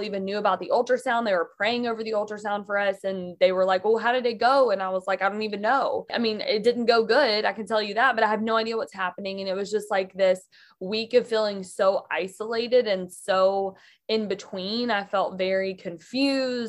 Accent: Mississippi, United States; now in Michigan, United States; I grew up in Mississippi, but I actually live in Michigan now

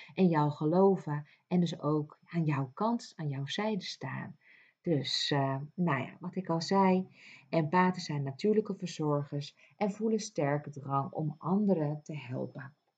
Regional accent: Ibiza, Balearic Islands, Spain; moved away; eiland Ibiza, wat voor veel mensen bekend staat als een feesteiland, maar voor mij niet. Ik ben daarin opgegroeid

